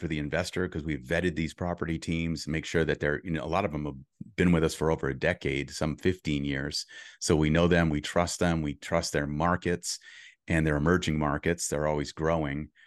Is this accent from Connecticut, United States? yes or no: no; Boston, Massachusetts, United States; moved away as an adult; now in California, United States; I grew up in Boston until I was thirty before I moved to California